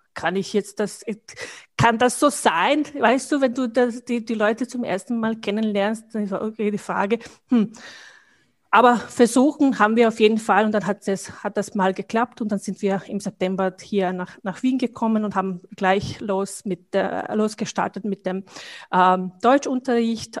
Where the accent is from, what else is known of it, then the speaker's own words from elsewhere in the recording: Bosnia & Herzegovina; German is a second language; moved away as an adult; now in Vienna, Austria; also ich komme aus Bosnien